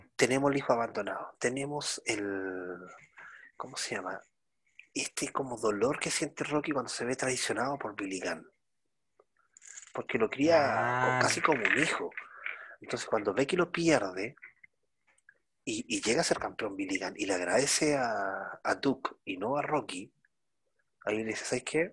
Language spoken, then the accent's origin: Spanish; Chile; como lo decimos acá en Chile